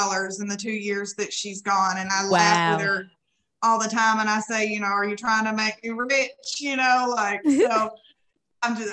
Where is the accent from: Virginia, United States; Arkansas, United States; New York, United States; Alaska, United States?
Arkansas, United States; I'm from Arkansas